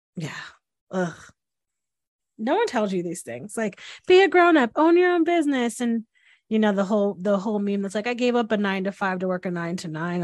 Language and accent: English; Northeast, United States; I'm from the Northeast where we have, like, very large Italian weddings